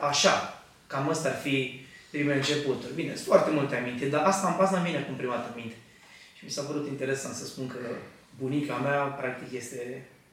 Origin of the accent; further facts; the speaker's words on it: Argeș, Romania; moved away as an adult; now in United Kingdom; eu sunt din Argeș, din, din sudul României